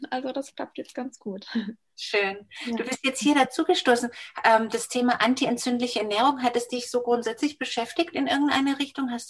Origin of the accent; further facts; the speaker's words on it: Ibiza, Balearic Islands, Spain; ich bin in Ibiza aufgewachsen, da ist, ist die Pflanze ja wirklich da gewachsen, also überall greifbar.